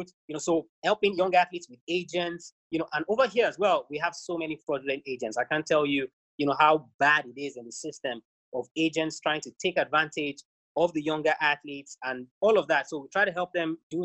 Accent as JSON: {"language": "English", "country": "Nigeria"}